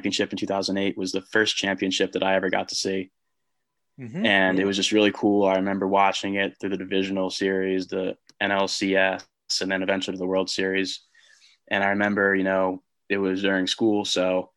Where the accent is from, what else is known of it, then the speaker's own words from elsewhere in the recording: New Jersey, United States; also born or lived in Ocean City, New Jersey / Pittsburgh, Pennsylvania; I am from South Jersey.